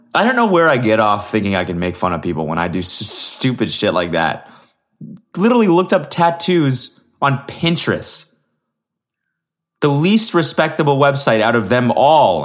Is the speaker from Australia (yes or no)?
no; Canada; I'm Canadian